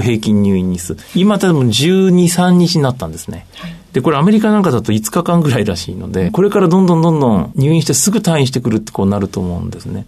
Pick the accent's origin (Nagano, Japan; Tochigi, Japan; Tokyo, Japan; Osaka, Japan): Tochigi, Japan; 私の地元の栃木県